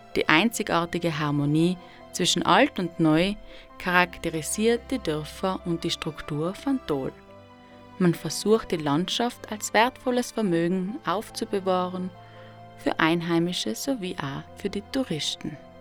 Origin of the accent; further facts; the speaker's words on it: South Tyrol, Trentino-Alto Adige, Italy; in meiner Heimat Südtirol